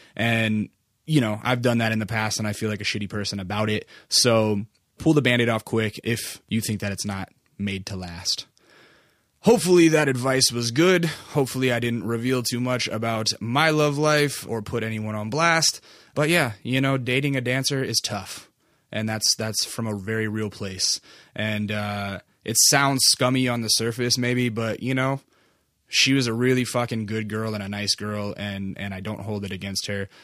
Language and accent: English; Alaska, United States; moved away; I'm from Alaska originally